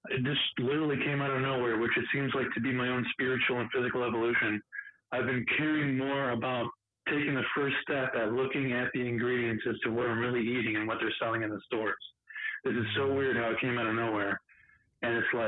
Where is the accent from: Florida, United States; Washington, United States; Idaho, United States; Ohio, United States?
Ohio, United States; Cleveland; I'm from Cleveland, Ohio, and I drive a tractor trailer